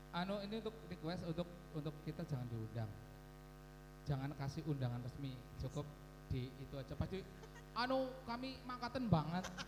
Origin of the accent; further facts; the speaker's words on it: Baturraden, Central Java, Indonesia; di sana itu desaku.